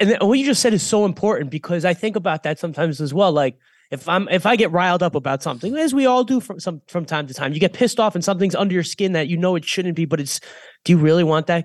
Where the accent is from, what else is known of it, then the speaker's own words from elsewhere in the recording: Boynton Beach, Florida, United States; a guy that I grew up with here in Boynton Beach